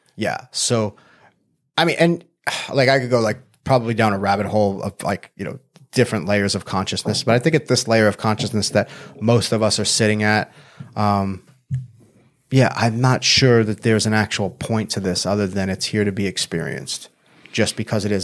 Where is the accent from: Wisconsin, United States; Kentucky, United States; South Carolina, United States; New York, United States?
New York, United States; Long Island; now in San Diego, United States; I grew up in Long Island, New York